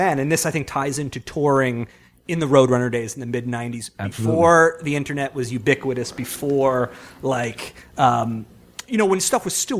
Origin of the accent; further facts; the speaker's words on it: Long Island, New York, United States; growing up on Long Island